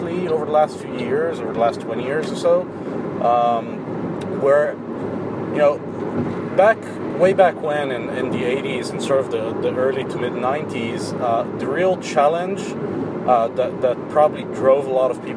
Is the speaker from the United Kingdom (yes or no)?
no; Israel; I'm from Israel